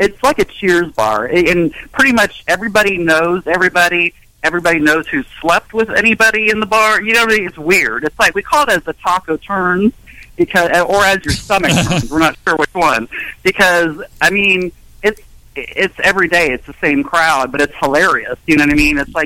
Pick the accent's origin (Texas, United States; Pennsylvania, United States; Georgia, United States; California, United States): California, United States; Rancho Cucamonga; now in Dayton, United States; I grew up in Rancho Cucamonga